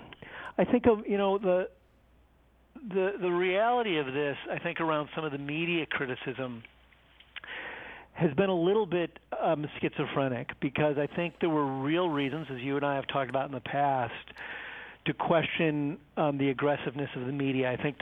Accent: Ireland; Well, you know, I'm Irish, Merrill

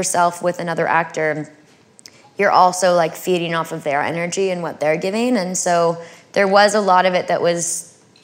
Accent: California, United States; I'm from California

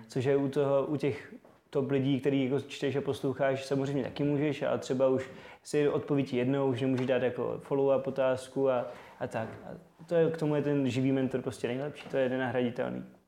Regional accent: Zlín, Zlín Region, Czechia; also born or lived in Prague; pocházím ze Zlína, vlastně, kde jsem se narodil, doteď uh, tam žiju v Střídavě s Prahou

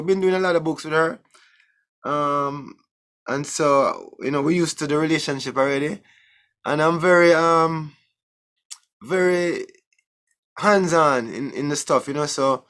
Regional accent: Jamaica; I mean, I grew up in Jamaica.

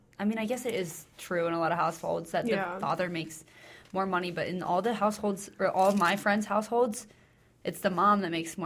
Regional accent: Pennsylvania, United States; moved away as an adult; now in Northfield, United States; I'm from Pennsylvania, so pretty far away.

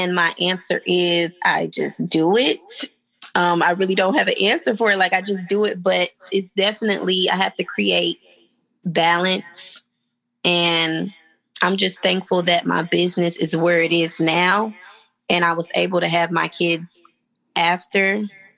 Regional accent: Georgia, United States; moved away as an adult; also born or lived in Tennessee; I'm from Georgia, but I came to Tennessee for school.

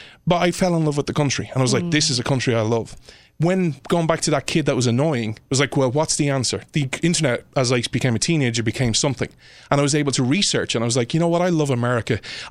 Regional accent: Ireland; And I just fell in love with the culture and this idea of, again, being an Irish person.

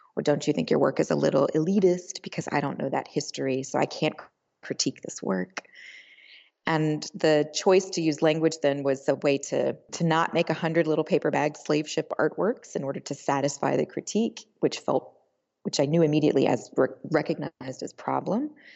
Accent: Alabama, United States; I grew up in Alabama in a Presbyterian church, very progressive

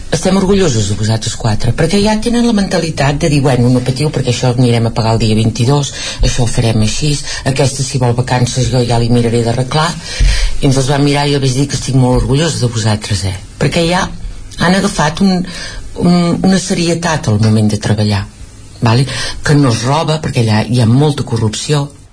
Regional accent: Vic, Catalonia, Spain; casa nostra és aquí a Vic nosaltres som de Vic

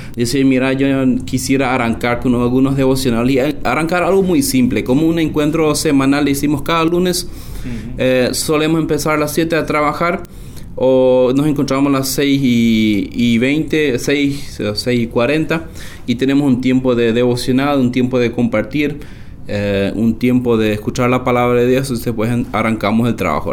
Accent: Loma Plata, Boquerón, Paraguay; crecí acá en la colonia hacia una aldea, eh, aunque todo prácticamente es aldea por acá, aunque la ciudad de Loma Plata

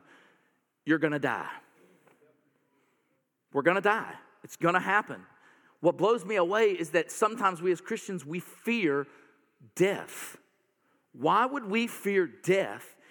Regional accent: North Carolina, United States; I'm from North Carolina

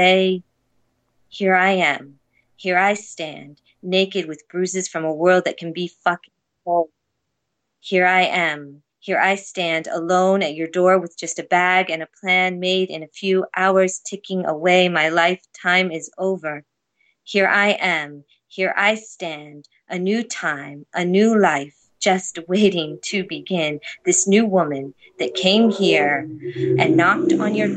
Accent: United States; moved away as an adult; now in Toronto, Canada; I am an American living in Toronto in Toronto for the time being

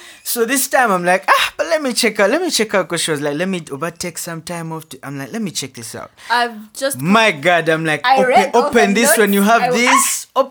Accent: Buganda, Uganda; I'm a Muganda from the Njovu clan.

